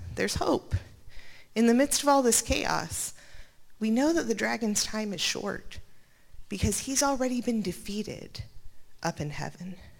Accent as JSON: {"language": "English", "region": "Montana", "country": "United States", "tie": "born or raised there", "said": "I was born in Montana"}